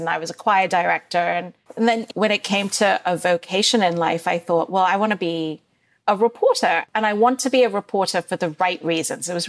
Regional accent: Dubai, United Arab Emirates; moved away; I grew up in Dubai during the first Gulf War

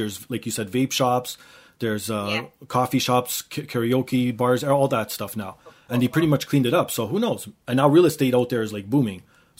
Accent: Toronto, Ontario, Canada; See, that's the core of a Torontonian, I guess.

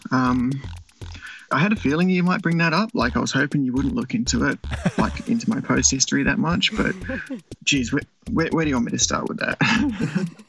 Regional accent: Western Australia, Australia; I'm from Western Australia

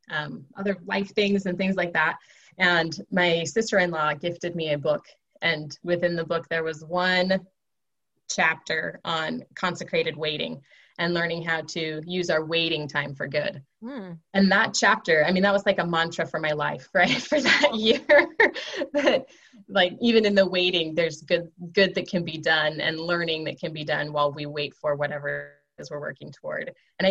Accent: Seattle, Washington, United States; I'm from Seattle originally. My husband's from Idaho originally.

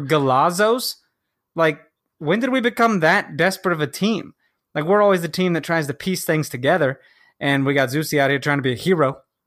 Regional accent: Kansas, United States; moved away; also born or lived in Chicago; I'm from Kansas

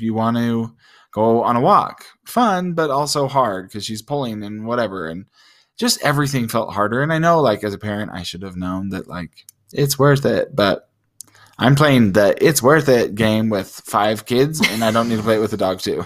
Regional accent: United States; we're all American

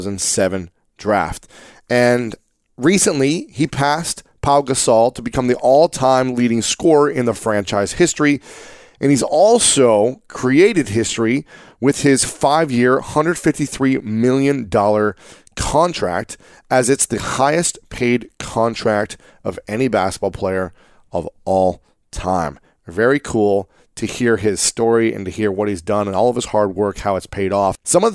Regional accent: Ohio, United States; You guys know that I'm from Ohio, and I love when I get to interview other people who are from Ohio

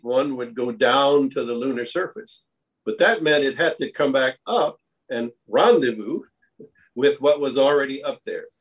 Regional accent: Hawaii, United States; moved away as an adult; also born or lived in Cincinnati, Ohio; now in Texas, United States; I grew up in Hawaii

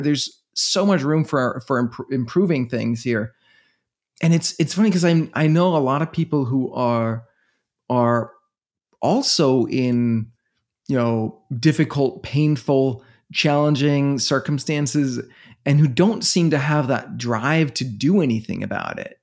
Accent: Denmark; moved away as an adult; now in New York City, United States; I'm from Denmark

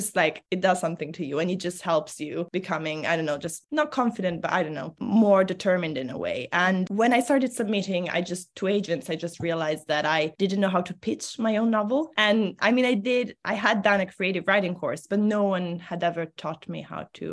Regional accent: Italy; first language Italian; English is a second language; moved away as an adult; now in England; I grew up in Italy

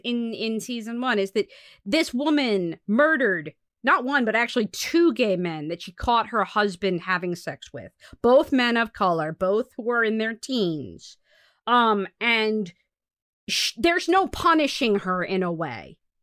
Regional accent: United States; I'm an American, but my father was not

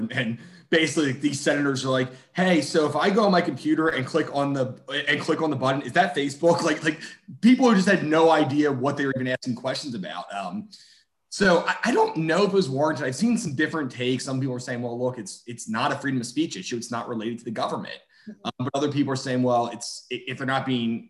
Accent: Philadelphia, Pennsylvania, United States; moved away; I'm from Philadelphia

